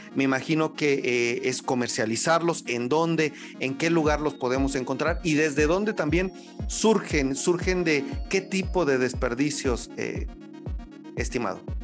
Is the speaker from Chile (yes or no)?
no; Mexico; como mexicanos